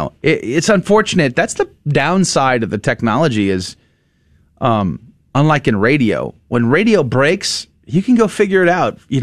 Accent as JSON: {"language": "English", "town": "San Antonio", "region": "Texas", "country": "United States", "tie": "born or raised there", "said": "As a kid, you know, growing up in San Antonio, I used to take the city bus all the time to and from school"}